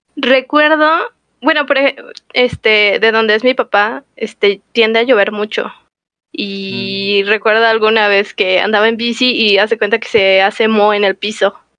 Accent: Toluca, State of Mexico, Mexico; Somos de Toluca los dos

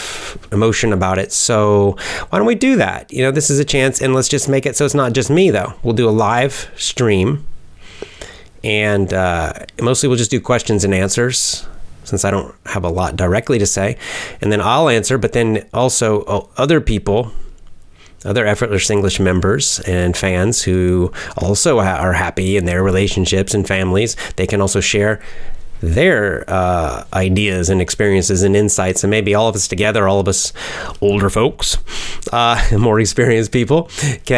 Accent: United States; I'm American

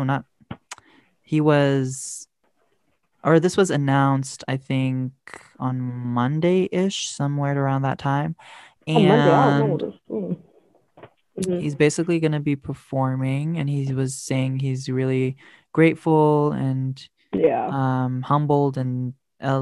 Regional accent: Eritrea; I'm from Eritrea.

